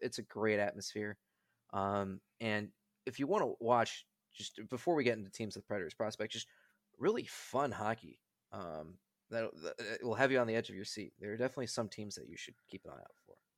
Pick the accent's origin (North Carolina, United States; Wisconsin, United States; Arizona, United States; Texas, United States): Wisconsin, United States; Milwaukee; moved away; I'm from Milwaukee